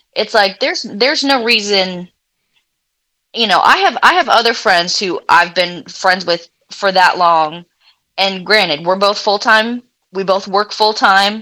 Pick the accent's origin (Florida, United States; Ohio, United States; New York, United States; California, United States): Florida, United States; Clearwater; moved away; also born or lived in Louisiana; originally, I'm from Florida. Um, I tell people the Tampa Bay area